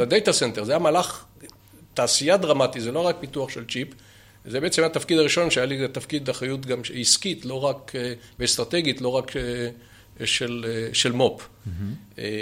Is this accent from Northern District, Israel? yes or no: no; Ramat Gan, Tel Aviv District, Israel; moved away as an adult; also born or lived in Haifa; אני, דרך אגב, לא יליד חיפה, אבל אני יליד רמת גן